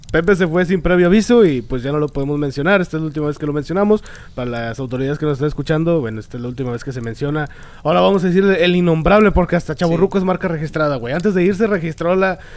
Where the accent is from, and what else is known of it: Monterrey, Nuevo León, Mexico